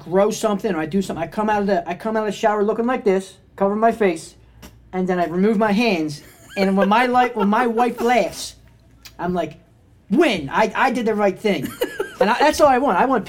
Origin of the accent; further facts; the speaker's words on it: Essington, Pennsylvania, United States; moved away as an adult; also born or lived in Prospect Park, Pennsylvania; now in Chester County, United States; I'm from Essington. Grew up there until I was 22 or 23. Moved to Prospect Park. Still Delco